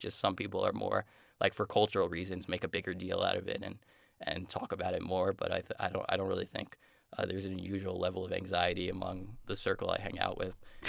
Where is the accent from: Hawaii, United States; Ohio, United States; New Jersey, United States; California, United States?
New Jersey, United States; I'm from the New Jersey, like New York area